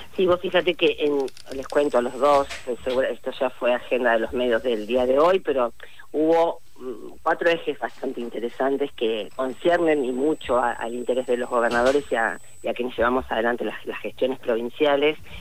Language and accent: Spanish; Rosario, Santa Fe, Argentina; nosotros como santafesinos y eh, específicamente en mi caso como eh, rosarina que soy